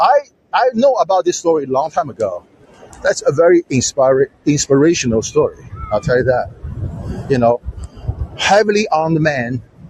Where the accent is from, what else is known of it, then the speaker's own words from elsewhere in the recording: China; moved away; when I grew up in China, we are forced to read that boring Chairman Mao's little red book